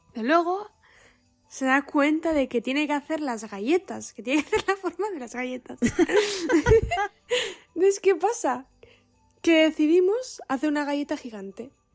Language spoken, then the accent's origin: Spanish; Basque Country, Spain; el San Blas es solo de el área donde, de donde yo soy. No es todo el País Vasco